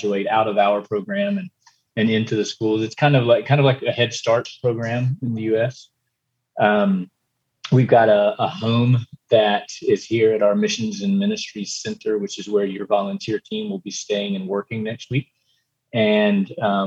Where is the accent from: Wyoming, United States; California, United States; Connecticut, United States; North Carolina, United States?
North Carolina, United States; Eastern; moved away as an adult; now in Costa Rica; I'm originally from Eastern North Carolina and grew up in a church